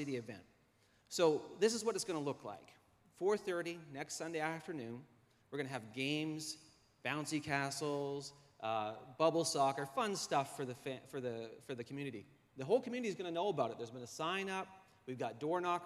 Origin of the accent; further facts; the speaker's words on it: Halifax, Nova Scotia, Canada; I was born in Halifax at the Grace Maternity Hospital